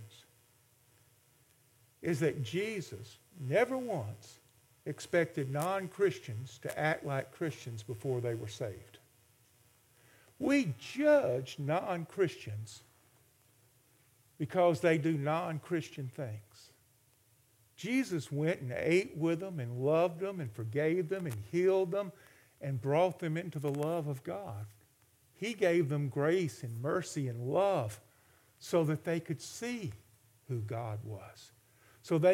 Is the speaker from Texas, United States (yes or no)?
no; Alabama, United States; My father was, in the 1950s and early 60s, the Democratic chairman for state of Alabama. And so politics were a big part of our life.